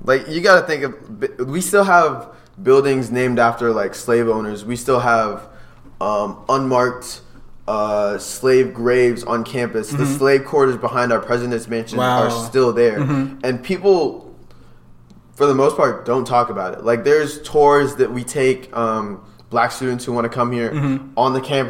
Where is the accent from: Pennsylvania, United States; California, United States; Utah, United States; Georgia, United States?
Pennsylvania, United States; State College; Growing up in State College, or being born there, really, I always wanted to go to Penn State, but then that out-of-state tuition cost came up.